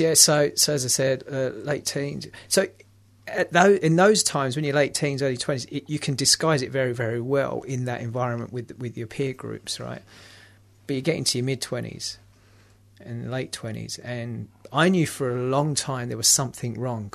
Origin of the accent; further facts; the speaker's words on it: London, United Kingdom; I'm from London